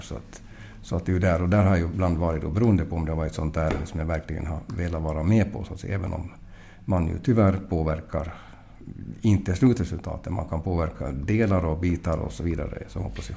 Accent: Mariehamn, Åland Islands; jag är från Mariehamn

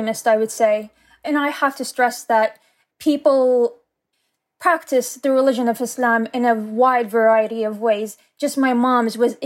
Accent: United States; also born or lived in Saudi Arabia; now in Ireland; when I was a child in the States, I lived pretty much a normal life like any other child

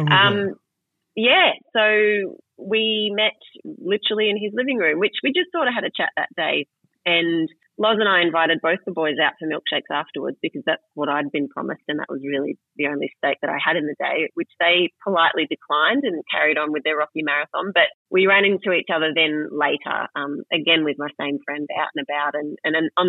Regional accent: Melbourne, Victoria, Australia; Well, I yeah, I am from Melbourne, and I, as I say in the book from the beginning, I was not a particularly sporty young lady.

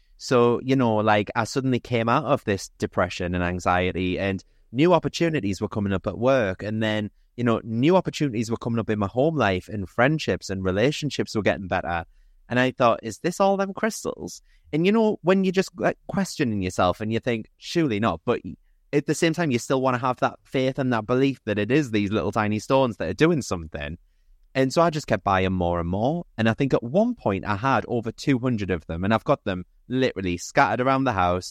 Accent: Newcastle upon Tyne, North East England, United Kingdom; I'm thirty-six, I'm from Newcastle

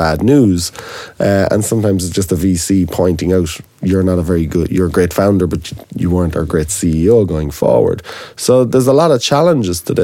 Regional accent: Ireland; as an Irishman

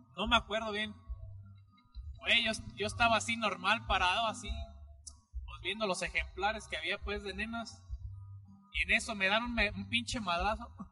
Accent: near Zinapécuaro, Michoacán, Mexico; hay un municipio cercano a donde nosotros somos, que es Sinapecuar

